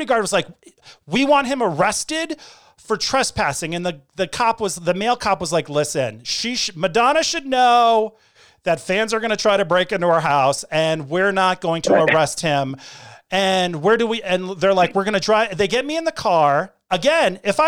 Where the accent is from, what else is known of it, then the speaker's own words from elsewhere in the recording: Hartford, Connecticut, United States; When I grew up in Hartford, Connecticut, a lot of the kids in my neighborhood were Portuguese